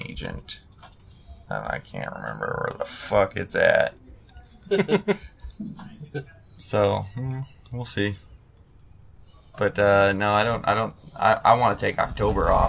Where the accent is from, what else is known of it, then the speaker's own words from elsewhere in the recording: Clio, Michigan, United States; also born or lived in Flint, Michigan; I'm from Clio, which is two towns north of Flint